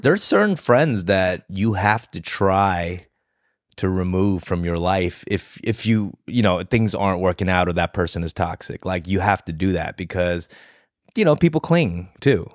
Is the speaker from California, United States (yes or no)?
yes; Los Angeles, California, United States; I grew up there